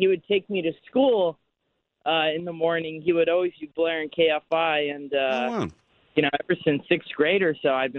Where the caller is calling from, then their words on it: Chino Hills, California, United States; Chino Hills.